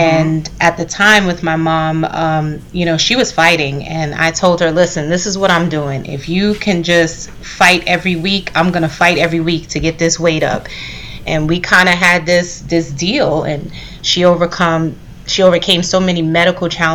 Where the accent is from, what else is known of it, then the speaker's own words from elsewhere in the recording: New York City, New York, United States; I'm a Brooklyn girl, heart and soul, native New Yorker. I'm from Brooklyn, East Flatbush.